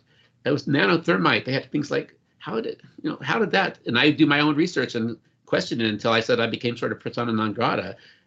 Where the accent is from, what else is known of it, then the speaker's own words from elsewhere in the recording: New Orleans, Louisiana, United States; When I was a little kid, I grew up in New Orleans, Louisiana